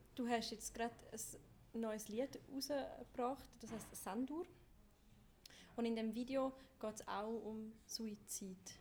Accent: Chur, Graubünden, Switzerland; ich bin ja selber quasi in Chur aufgewachsen

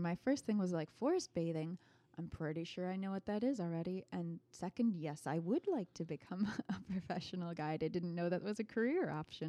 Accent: Ireland; So I'm Irish. I grew up partly in Ireland.

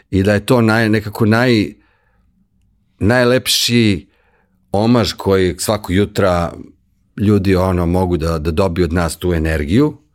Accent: Serbia

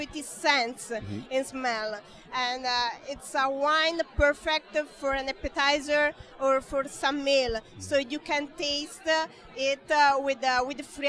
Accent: Italy; English is a second language; I come from Italy.

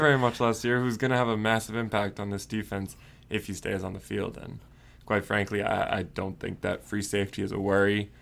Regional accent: Port Washington, New York, United States; I grew up on Long Island in New York

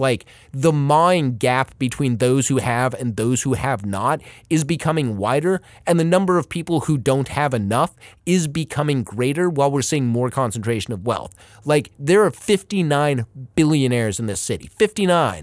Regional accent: Los Angeles, California, United States; moved away; I grew up in Pacific Palisades for a bit, and I remember going to the pier when I was younger in, like, the mid-eighties.

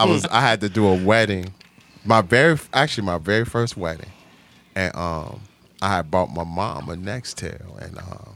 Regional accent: Chicago, Illinois, United States; So, you know, I'm from the West Side, 4136 West Jackson, right off Keeler.

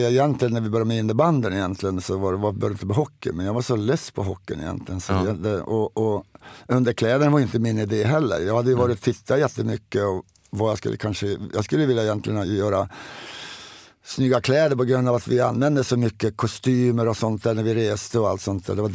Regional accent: Sweden; Men det är, det är svårt att säga, jag är same också.

